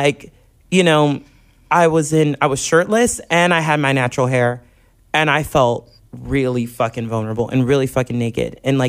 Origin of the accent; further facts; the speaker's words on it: Corpus Christi, Texas, United States; I'm from Corpus.